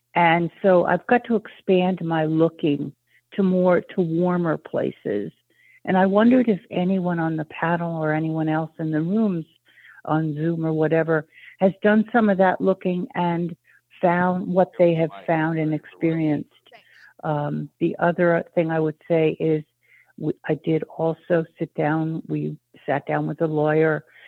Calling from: Maine, United States; I'm calling from Maine.

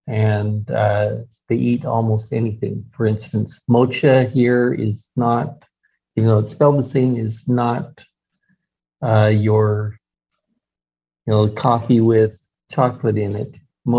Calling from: India; Yeah, not easy from here in India since it started at 2:30 in the morning.

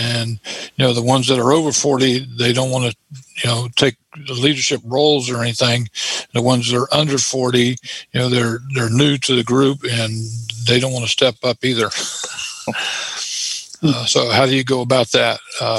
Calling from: Clearwater, Florida, United States; from Clearwater, Florida.

